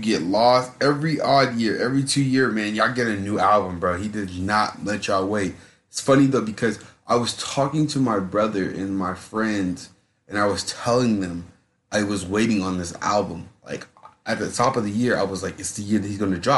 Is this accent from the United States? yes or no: yes; Georgia, United States; Me growing up in Georgia